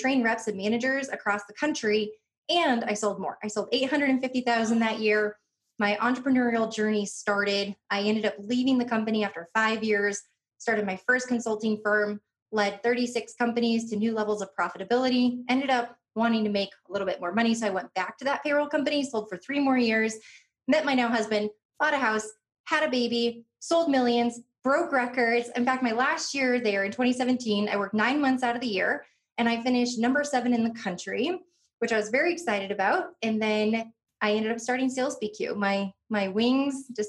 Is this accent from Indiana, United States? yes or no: yes; Northwest Indiana, United States; I grew up in Northwest Indiana